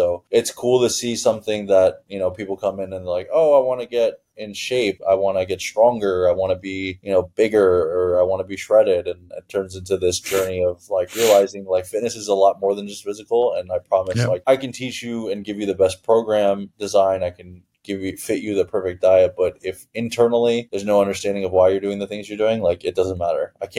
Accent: Toronto, Ontario, Canada; also born or lived in Iran; So I'm born in Iran. I grew up in Toronto for a period of time.

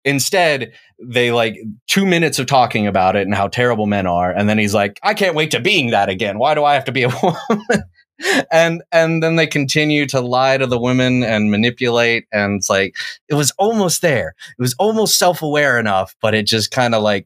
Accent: the South, United States; I grew up in the South. I went to high school in the South

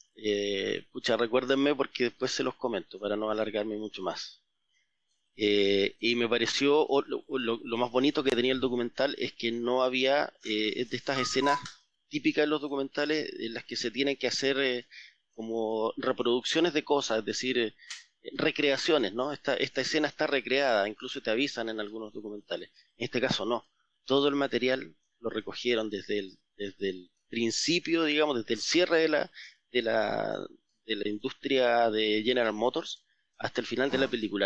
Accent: Magallanes and Chilean Antarctica, Chile; Yo soy magallánico, sí.

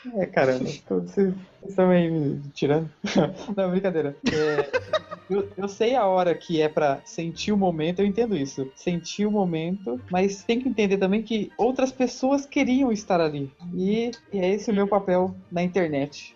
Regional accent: São Paulo, Brazil; eu sou de São Paulo

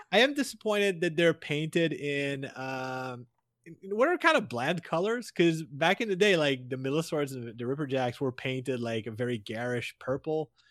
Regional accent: Canada; I, as a Canadian

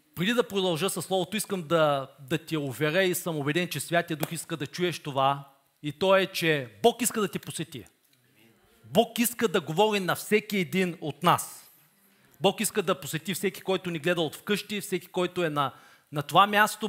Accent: Bulgaria

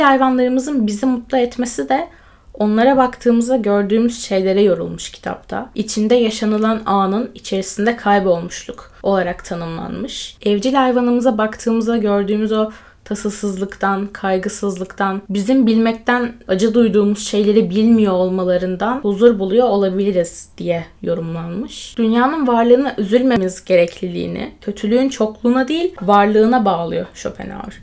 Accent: Turkey

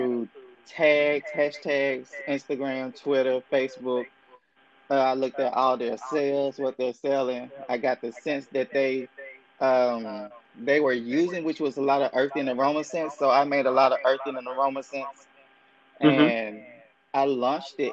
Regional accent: Mississippi, United States; I'm from a small town in Mississippi in the States

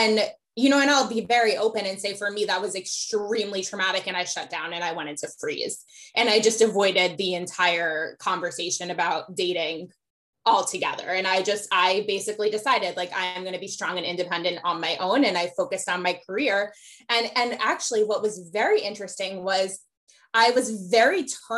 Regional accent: Metro New York, United States; growing up in Metro New York in a very progressive area

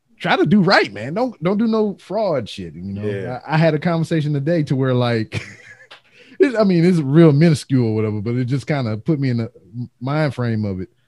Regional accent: Louisiana, United States; I'm from Louisiana

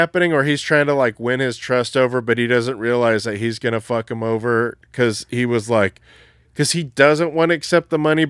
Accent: Texas, United States; Like, so I'm from Texas, son.

